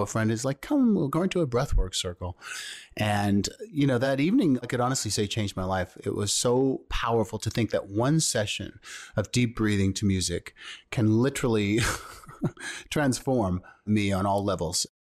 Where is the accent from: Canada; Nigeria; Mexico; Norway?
Canada; Thunder Bay, Ontario; also born or lived in Toronto; I was born in Thunder Bay, Ontario, which is also in Canada